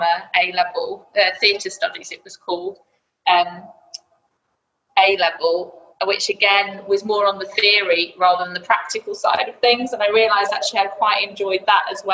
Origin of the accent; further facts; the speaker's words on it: Blackpool, North West England, United Kingdom; also born or lived in London; Because I'm from up here, well, I'm from Blackpool originally